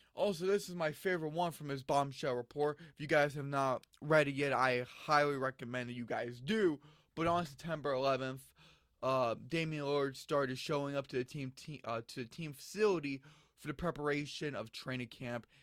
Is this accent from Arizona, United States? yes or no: yes; Phoenix, Arizona, United States; they're my hometown team